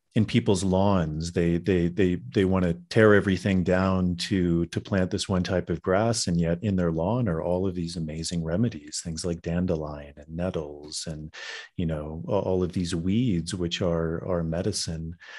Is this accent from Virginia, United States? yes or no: yes; Virginia, United States; I grew up in Virginia